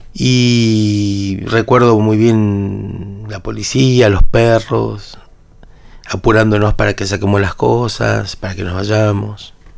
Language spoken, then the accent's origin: Spanish; Buenos Aires, Argentina; born or raised there; also born or lived in Paraguay